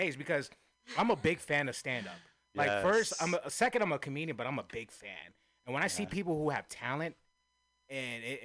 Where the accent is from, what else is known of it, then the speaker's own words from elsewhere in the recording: San Francisco, California, United States; born and raised in Frisco, true native